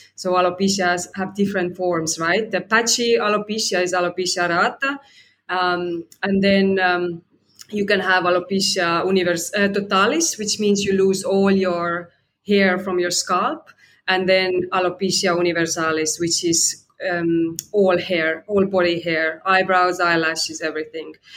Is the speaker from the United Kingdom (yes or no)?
no; Estonia; now in Sydney, Australia; I'm in Australia, Sydney, right now. And originally, I'm from Estonia, so a bit of a global citizen